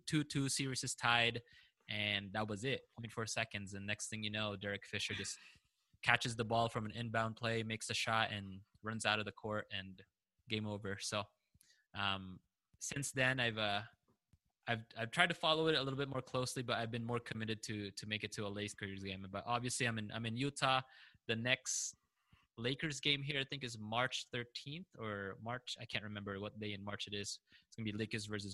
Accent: Philippines; now in United States; I was also born and raised in the Philippines. And when we came to the States

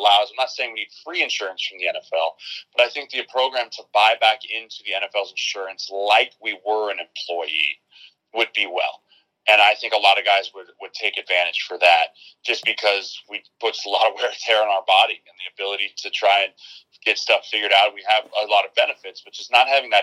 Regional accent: Colorado, United States; moved away; also born or lived in Nebraska; I'm from Colorado

